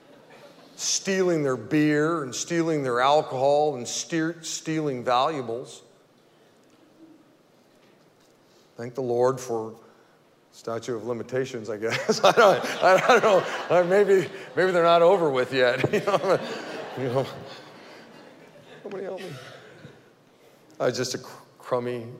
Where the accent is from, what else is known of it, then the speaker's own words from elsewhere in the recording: Modesto, California, United States; I grew up right here in Modesto, went to Fremont Elementary School